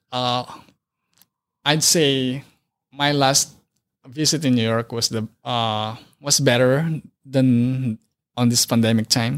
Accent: Philippines; moved away as an adult; now in Wisconsin, United States; I grew up in Philippines

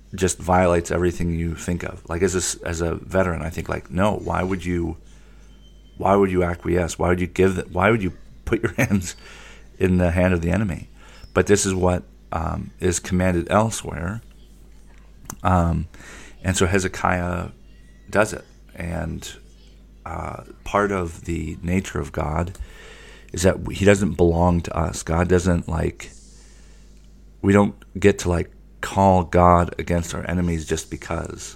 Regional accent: United States; as an American

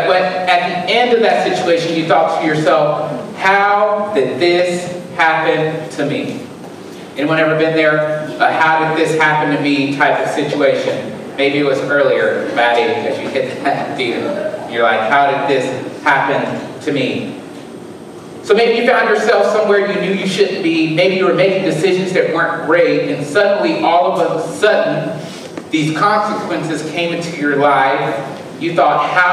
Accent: Alabama, United States; now in Southern Illinois, United States; We hunt in Alabama

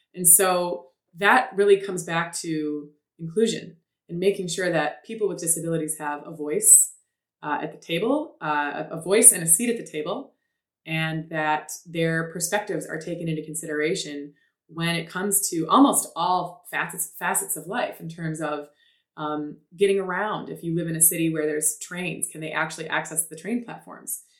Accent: Detroit, Michigan, United States; I was born in Detroit

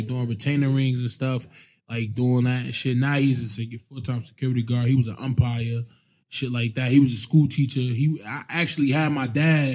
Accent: Irvington, New Jersey, United States; I grew up in Irvington, New Jersey. It's a small town in New Jersey next to Newark

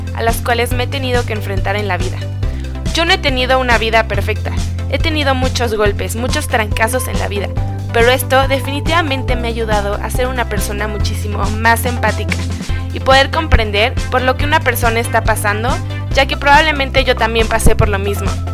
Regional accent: Mexico; Yo soy una mujer mexicana, tengo 27 años

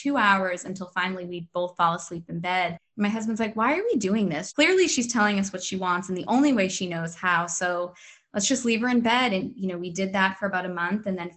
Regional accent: Boston, Massachusetts, United States; now in Maryland, United States; I'm originally from Boston. I'm living in Maryland.

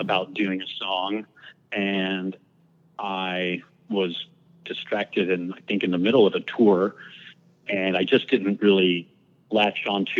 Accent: San Antonio, Texas, United States; I grew up in San Antonio, Texas, which the my friends quickly coined Satantonio because we lived on the weird side of town.

